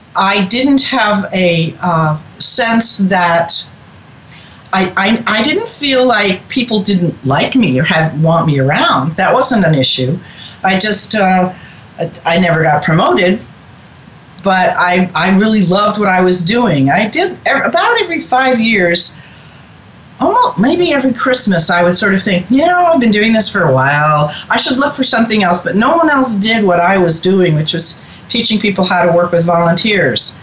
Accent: Boston, Massachusetts, United States; now in Cincinnati, United States; I grew up in New England, in Boston

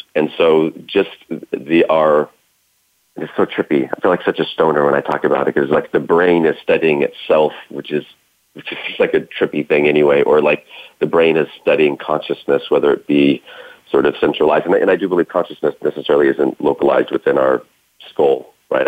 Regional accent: Idaho, United States; I was born in Idaho, 1975

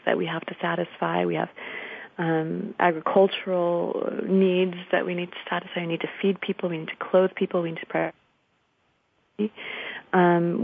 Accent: Washington, District of Columbia, United States; I'm from Washington, D.C.

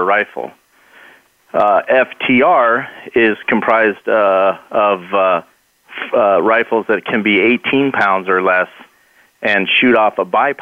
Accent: Mesa, Arizona, United States; I grew up here in Mesa, Arizona

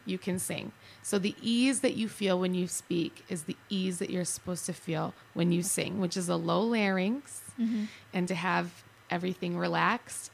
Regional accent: Chicago, Illinois, United States; moved away as an adult; now in Arizona, United States; I grew up in Chicago

